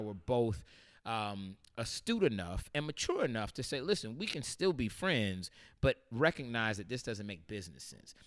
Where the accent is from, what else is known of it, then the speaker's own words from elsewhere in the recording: St. Petersburg, Florida, United States; moved away; growing up in Saint Pete, Florida